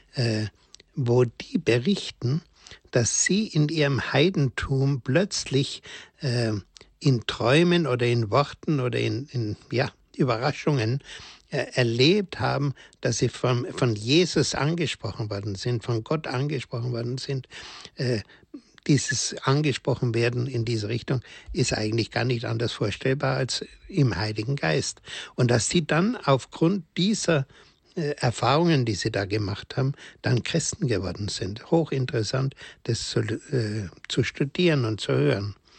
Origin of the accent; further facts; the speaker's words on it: Germany; also born or lived in Königsdorf; bei uns in Deutschland